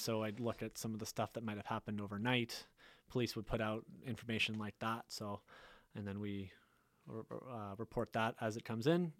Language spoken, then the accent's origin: English; Tantallon, Nova Scotia, Canada; I grew up in Tantalum, Lewis Lake area